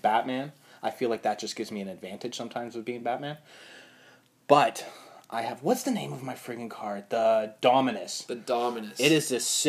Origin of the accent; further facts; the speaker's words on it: Canada; I'm Canadian